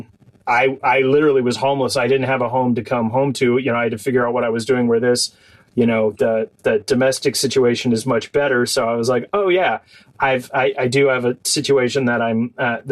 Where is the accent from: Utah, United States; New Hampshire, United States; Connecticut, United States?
New Hampshire, United States; I grew up with in New Hampshire